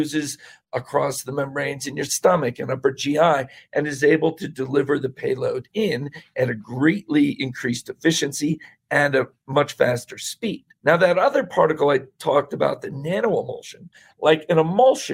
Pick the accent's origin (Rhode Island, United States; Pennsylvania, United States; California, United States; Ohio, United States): Pennsylvania, United States; Bethlehem; I was born in Bethlehem